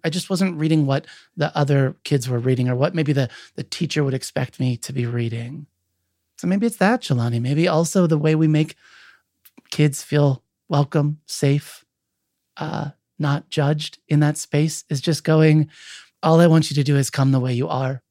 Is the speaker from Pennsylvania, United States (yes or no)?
yes; Williamsport, Pennsylvania, United States; I grew up in Williamsport, Pennsylvania, home of the Little League World Series.